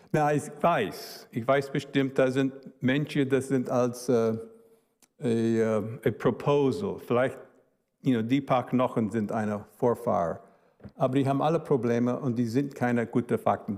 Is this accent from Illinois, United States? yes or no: yes; Chicago, Illinois, United States; German is a second language; also born or lived in Cologne, Germany; Meine Eltern waren Deutsche, Chicago, Dennis, wo ich bin aufgewachsen